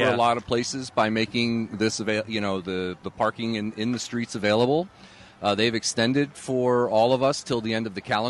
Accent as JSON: {"language": "English", "town": "Pittsburgh", "region": "Pennsylvania", "country": "United States", "tie": "born or raised there", "said": "I grew up on the Northside, up on Spring Hill."}